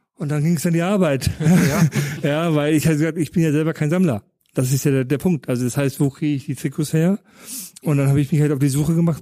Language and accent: German; Paderborn, North Rhine-Westphalia, Germany; also born or lived in Düsseldorf area; now in Munich, Germany; im Düsseldorfer Raum geboren, in Paderborn aufgewachsen